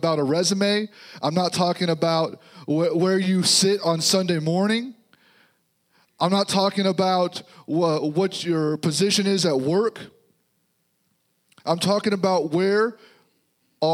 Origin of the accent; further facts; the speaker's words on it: Missouri, United States; This is home for us now. So we're from Missouri, so we're here